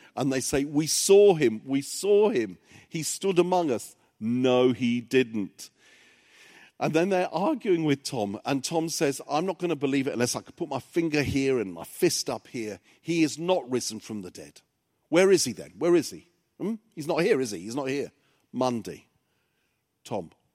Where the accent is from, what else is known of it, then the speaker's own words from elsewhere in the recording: England, United Kingdom; English is a second language; when I started school, I couldn't speak any English, 'cause my parents were, um, immigrants to England from Cyprus